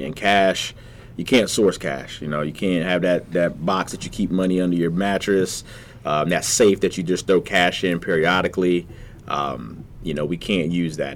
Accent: Virginia Beach, Virginia, United States; growing up in Virginia Beach, um, College Park to be exact you know, CP.

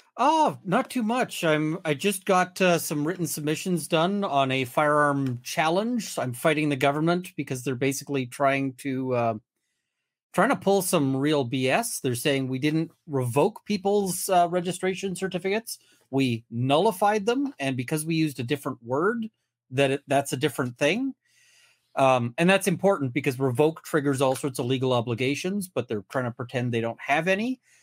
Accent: Canada

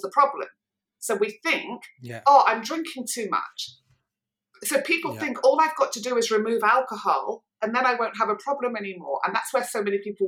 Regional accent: Manchester, North West England, United Kingdom; I was growing up in Manchester

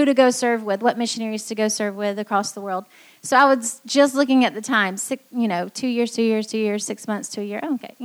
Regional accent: Greenville, South Carolina, United States; moved away as an adult; also born or lived in Taiwan; I grew up here in Greenville and went to Clemson

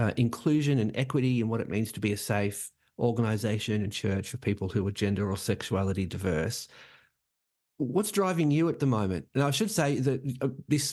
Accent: Melbourne, Victoria, Australia; moved away as an adult; now in Amsterdam, Netherlands; originally from Melbourne, which is my hometown

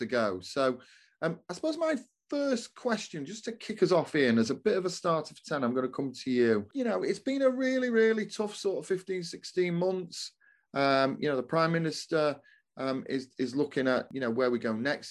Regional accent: Doncaster, Yorkshire and the Humber, United Kingdom; my hometown of Doncaster

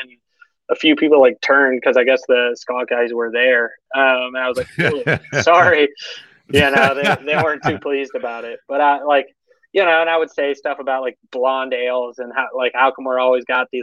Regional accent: Parkville, Missouri, United States; moved away as an adult; also born or lived in Costa Rica / Colorado / Canada / Bend, Oregon; I grew up in Parkville, which is a very white community

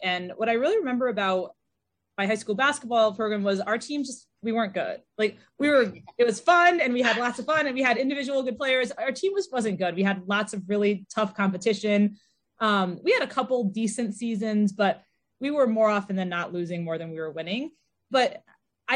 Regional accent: Connecticut, United States; I'm from Connecticut

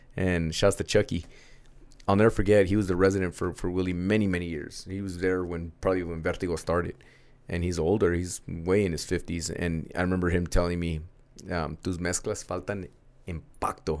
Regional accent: United States; first language Spanish; English is a second language; a young teenage American D J

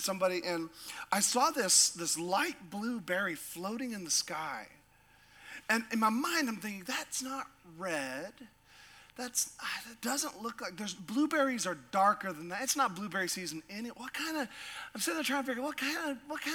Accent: Sitka, Alaska, United States; I grew up in a little town called Sitka

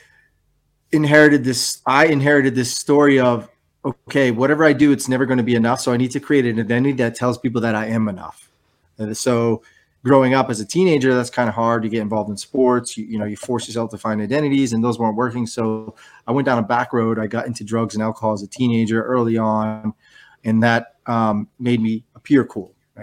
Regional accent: New Hampshire, United States; moved away; I grew up in New Hampshire, firstborn son in a Greek family

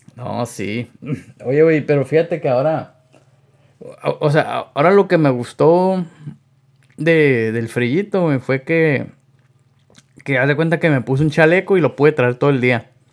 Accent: Yuma, Arizona, United States; somos de aquí de Yuma, Arizona

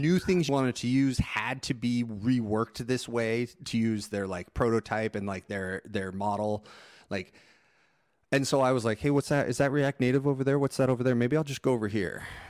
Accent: Phoenix, Arizona, United States

